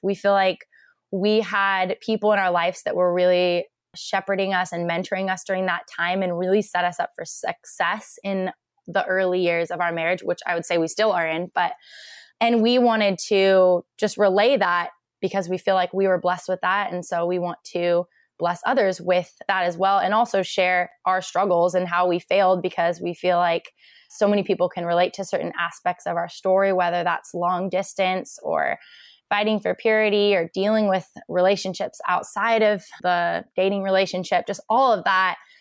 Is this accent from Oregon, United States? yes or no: yes; Portland, Oregon, United States; also born or lived in Bend, Oregon; I grew up in Portland, Oregon.